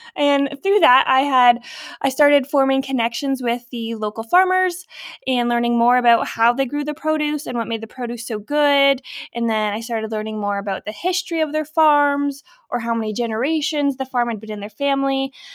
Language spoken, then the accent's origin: English; Norfolk County, Ontario, Canada; I grew up in Norfolk County, so I was familiar with farms